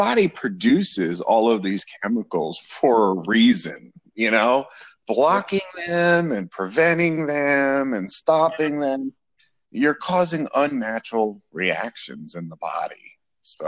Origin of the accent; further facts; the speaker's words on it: New York, United States; now in Florida, United States; I originally was born and raised in New York and moved to Florida